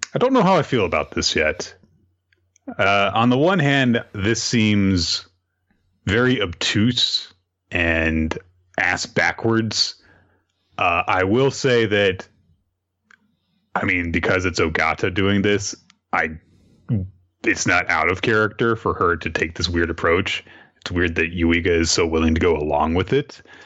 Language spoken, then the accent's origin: English; the South, United States; I'm from the South